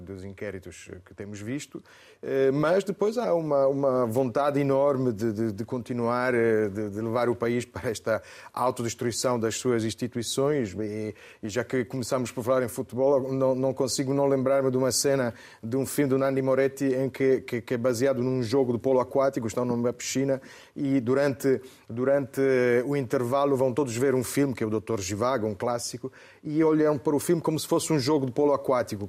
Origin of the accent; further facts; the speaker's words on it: Italy; moved away; eu até como italiano